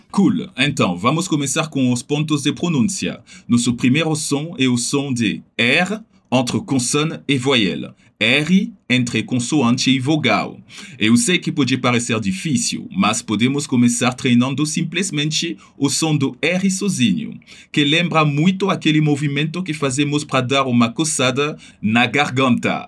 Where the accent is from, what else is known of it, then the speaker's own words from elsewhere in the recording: Paris, Île-de-France, France; eu venho de Paris, que por sinal é meu caso